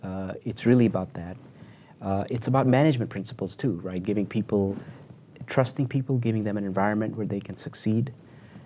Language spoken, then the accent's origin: English; Chicago, Illinois, United States; now in Bay Area, United States; I grew up in Chicago.